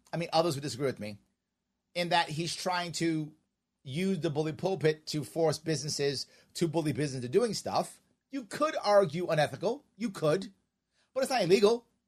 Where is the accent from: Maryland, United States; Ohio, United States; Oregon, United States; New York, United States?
New York, United States; New York City; We are both from Queens